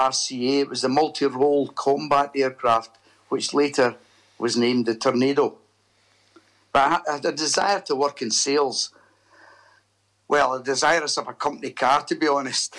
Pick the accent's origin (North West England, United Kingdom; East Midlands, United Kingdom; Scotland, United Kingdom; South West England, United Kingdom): Scotland, United Kingdom; Airdrie; I was born in Airdrie, a town about 10 miles outside Glasgow, and I left Airdrie Academy at 18 in 1965